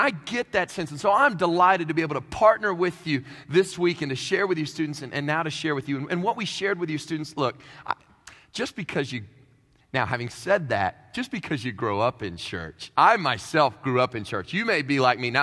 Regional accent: Kentucky, United States; now in Queens, New York, United States; I'm originally from Kentucky

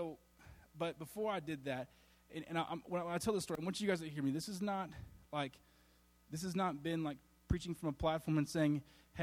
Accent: Alabama, United States; I was from Alabama. And so I still am.

